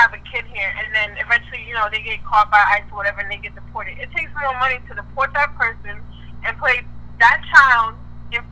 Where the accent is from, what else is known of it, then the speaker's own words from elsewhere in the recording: Trinidad & Tobago; I was born in Trinidad